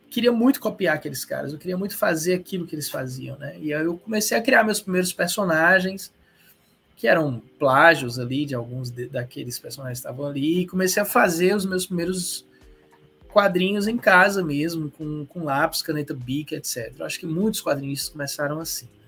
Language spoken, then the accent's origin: Portuguese; Ceará, Brazil; Mas eu sou eu sou cearense, eu tenho 47 anos.